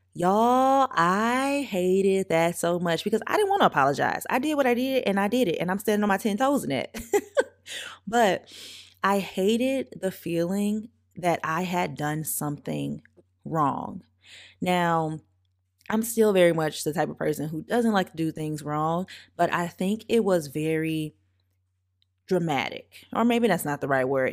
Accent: St. Francisville, Louisiana, United States; I grew up in Saint Francisville, Louisiana, very, very small town

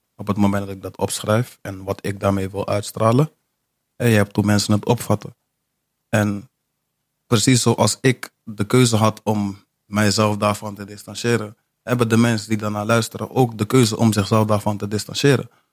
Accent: Amsterdam, North Holland, Netherlands; moved away; also born or lived in Almere / Zeewolde / Rotterdam; ik ben een geboren Amsterdammer.

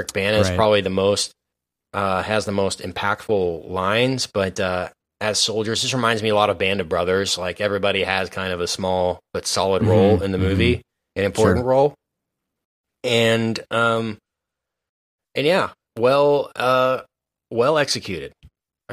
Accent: United States; as American people

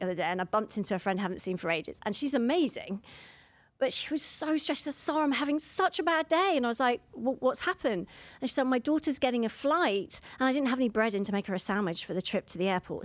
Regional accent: London, United Kingdom; I'm from London

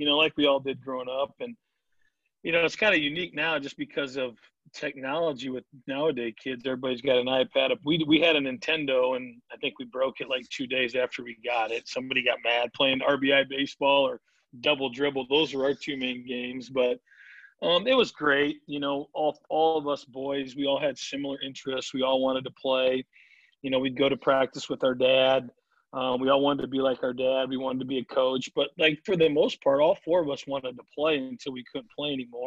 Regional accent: Davenport, Iowa, United States; moved away; I grew up in Davenport, you know, when I was in high school

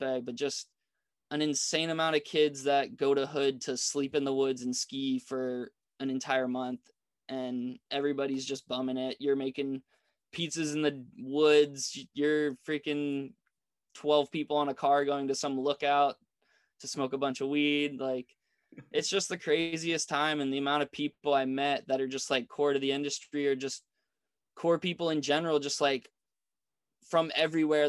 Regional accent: East Coast, United States; My resort growing up on the East Coast

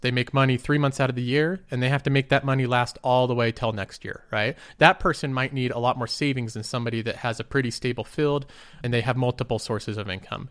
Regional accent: United States; I'm American

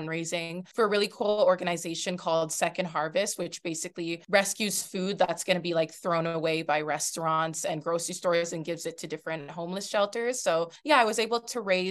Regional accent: Toronto, Ontario, Canada; I'm from Toronto, Canada

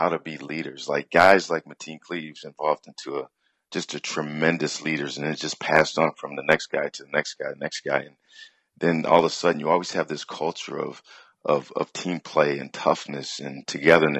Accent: Detroit, Michigan, United States; born and raised in Detroit, Michigan

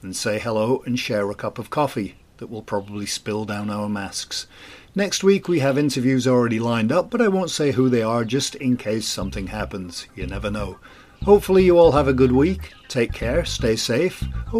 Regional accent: England, United Kingdom; now in Scotland, United Kingdom; I'm English, but I live in Scotland.

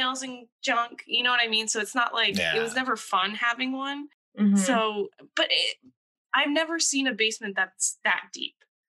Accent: East Coast, United States; So I'm from the East Coast

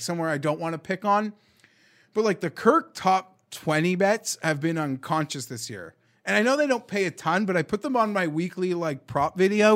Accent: Canada; we're Canadian

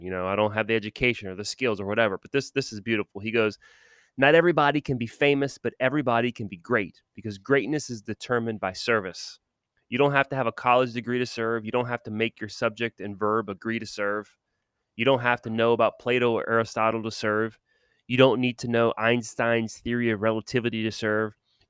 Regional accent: New Orleans, Louisiana, United States; Because I'm from New Orleans. I'm not from down the bayou.

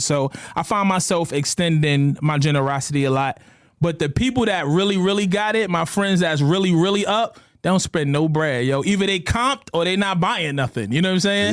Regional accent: New York City, New York, United States; Growing up in New York City

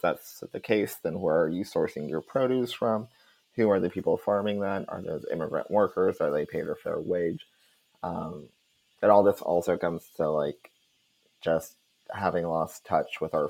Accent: United States; I even come from like a dairy town in my home state.

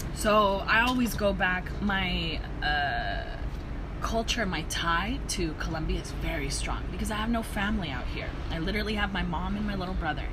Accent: Downey, California, United States; also born or lived in South Gate, California / Koreatown, Los Angeles; now in Los Angeles, United States; my parents had me in Southgate, and then when I was like in maybe in elementary school, we moved over to Downey

